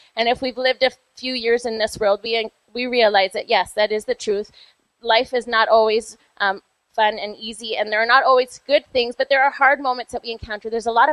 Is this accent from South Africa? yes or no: no; Vancouver, British Columbia, Canada; now in Calgary, Canada; I grew up in Vancouver